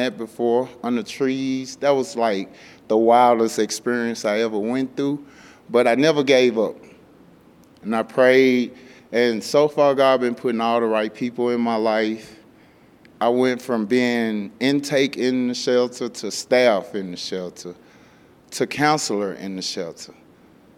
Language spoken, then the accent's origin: English; Memphis, Tennessee, United States; moved away as an adult; now in Denver, United States; I come from Memphis, Tennessee. I was born and raised there. I spent my whole entire life there until I got here